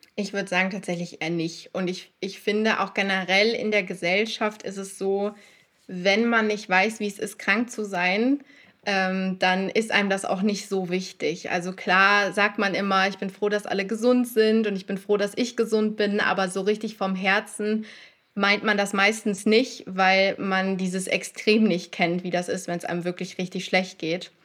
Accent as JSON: {"language": "German", "region": "North Rhine-Westphalia", "country": "Germany", "said": "ich komme aus NRW"}